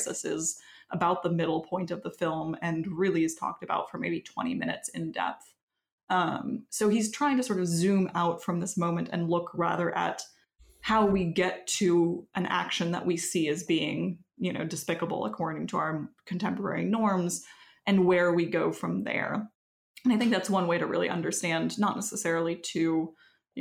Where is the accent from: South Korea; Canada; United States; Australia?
Canada; Quebec; moved away; I am from Quebec originally